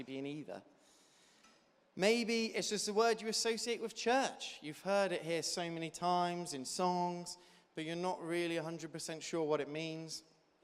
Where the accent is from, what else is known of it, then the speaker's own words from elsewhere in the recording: Devon, South West England, United Kingdom; I grew up in Devon, and so I had a lot of friends growing up who were farmers